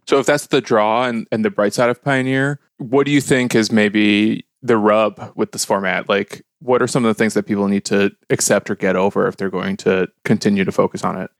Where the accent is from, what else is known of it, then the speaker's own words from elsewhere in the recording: Chicago, Illinois, United States; I'm from Chicago